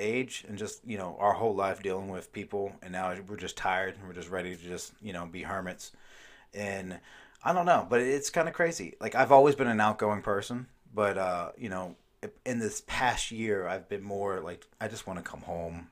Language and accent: English; Maryland, United States; I grew up in Maryland